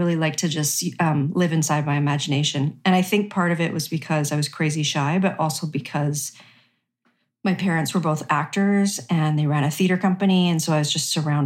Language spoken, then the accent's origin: English; Regina, Saskatchewan, Canada; I grew up in Regina, Saskatchewan